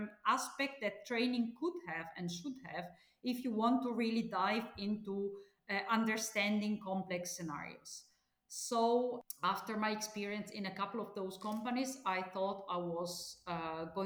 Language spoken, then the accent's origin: English; Italy; I was born and studied in Italy